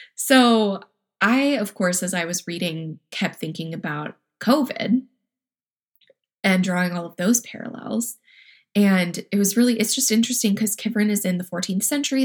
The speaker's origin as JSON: {"language": "English", "region": "Wisconsin", "country": "United States", "tie": "born or raised there", "also_born_or_lived": "Minnesota", "moved": "yes", "said": "I grew up born and raised in Wisconsin, went to college in Minnesota. Very much feel a strong Midwestern identity"}